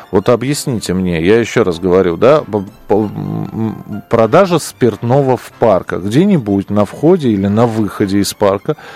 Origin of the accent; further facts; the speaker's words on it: Moscow, Russia; Вы знаете, я вырос в Бескудниково. Там не нужно дружинником быть. там район пил и пьет э, всегда.